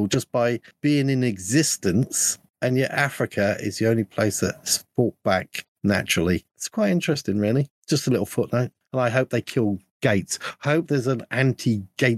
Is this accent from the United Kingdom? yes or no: yes; United Kingdom; I'm a Brit